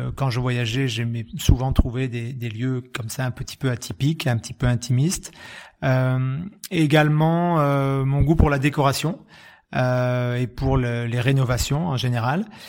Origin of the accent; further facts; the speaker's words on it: Graves, Nouvelle-Aquitaine, France; du jardin où j'ai grandi, dans les Graves